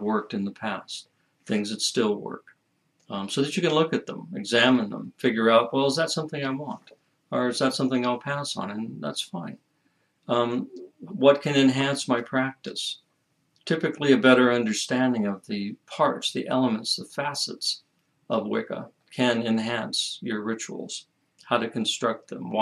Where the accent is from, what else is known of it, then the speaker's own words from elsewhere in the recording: United States; As an American